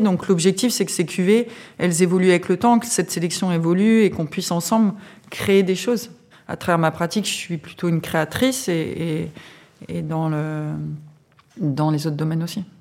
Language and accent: French; Aube, Grand Est, France; Je suis originaire de l'Aube